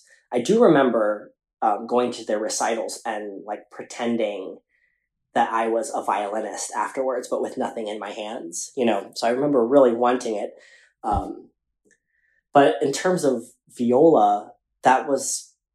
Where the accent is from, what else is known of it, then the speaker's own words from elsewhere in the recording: Atlanta, Georgia, United States; growing up in Atlanta and that Filipino community